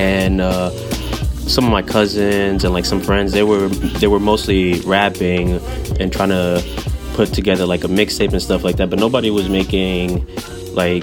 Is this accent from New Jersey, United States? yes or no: yes; Paterson, New Jersey, United States; now in Jersey City, United States; originally I'm from Paterson, New Jersey. I currently reside in Jersey City right now